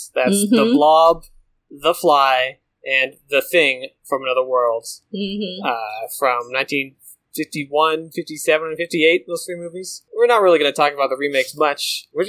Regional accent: Santa Cruz, California, United States; Also filmed in my hometown of Santa Cruz.

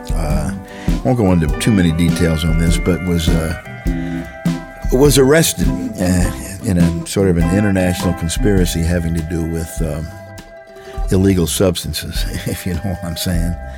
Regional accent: St. Louis, Missouri, United States; my hometown, St. Louis, Missouri

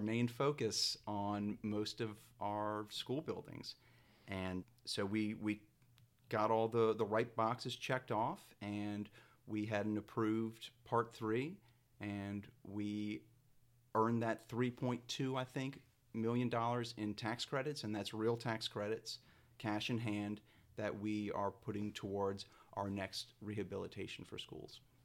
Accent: New Orleans, Louisiana, United States; also born or lived in Natchitoches / Gretna; I am a New Orleans native. I grew up in Lake Vista, but I live in Gretna.

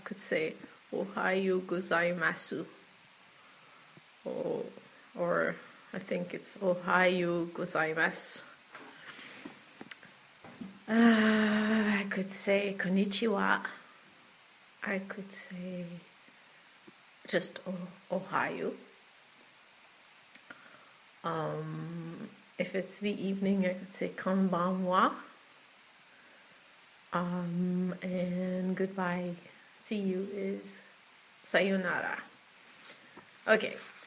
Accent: Quebec, Canada; Watashi wa Quebec jin desu

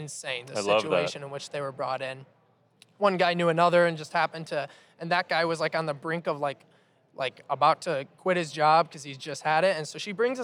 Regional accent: Ann Arbor, Michigan, United States; I was born in Ann Arbor, and I'm the youngest of 6 kids.

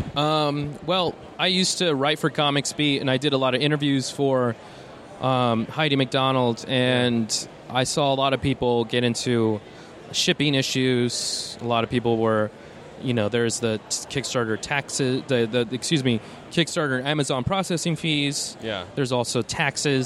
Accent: Tucson, Arizona, United States; I'm from Tucson

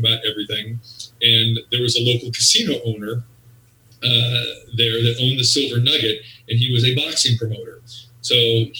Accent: Sacramento, California, United States; moved away as an adult; also born or lived in Las Vegas; I grew up in Sacramento, California

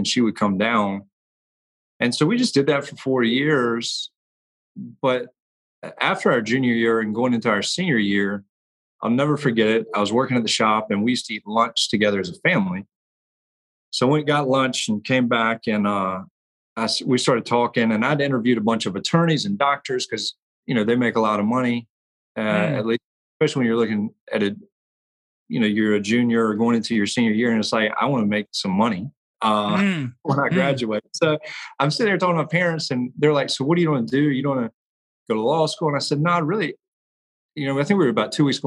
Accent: Blythewood, South Carolina, United States; I was born in Blythewood, South Carolina, which is right outside of Columbia

